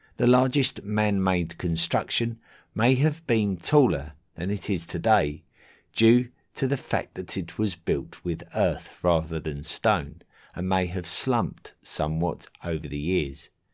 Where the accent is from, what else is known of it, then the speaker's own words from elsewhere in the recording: England, United Kingdom; in my home country of England